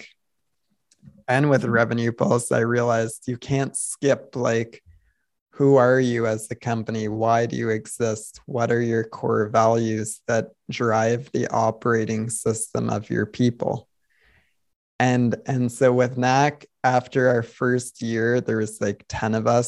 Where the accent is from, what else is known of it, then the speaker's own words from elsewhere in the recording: Canada; I'm Canadian